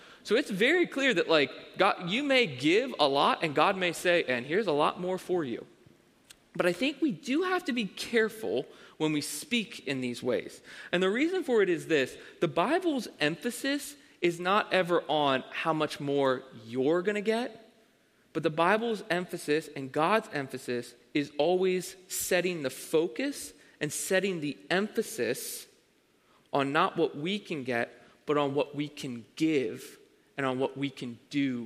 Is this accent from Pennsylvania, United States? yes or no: yes; Avondale, Pennsylvania, United States; I grew up in Avondale, Pennsylvania